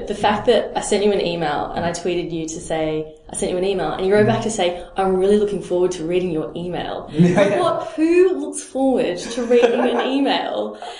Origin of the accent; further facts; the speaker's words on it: Melbourne, Victoria, Australia; That's what I tell people about Melbourne. When people ask me about my hometown, they say, well, what's there to see?